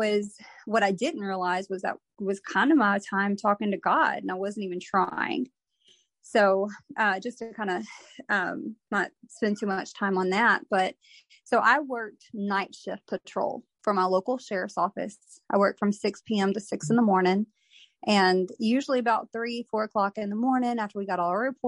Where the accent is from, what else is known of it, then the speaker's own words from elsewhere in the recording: Texas, United States; I'm from Texas.